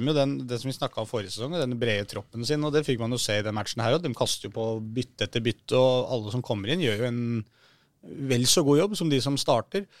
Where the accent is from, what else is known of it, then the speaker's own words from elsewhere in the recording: Oslo, Norway; som nordmenn og som eh, folk fra Oslo